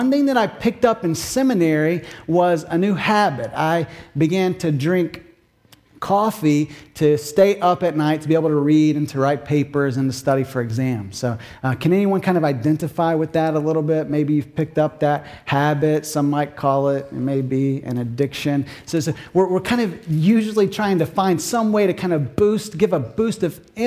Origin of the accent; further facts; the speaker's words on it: Kentucky, United States; now in Massachusetts, United States; growing up in Kentucky, we had more thunderstorms than we typically do in Massachusetts